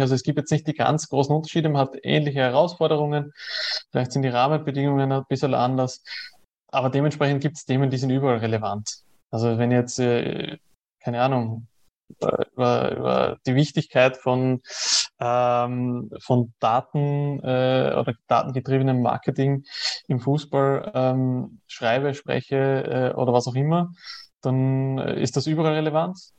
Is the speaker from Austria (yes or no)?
yes; Austria; ich komme aus Österreich, ich lebe in Österreich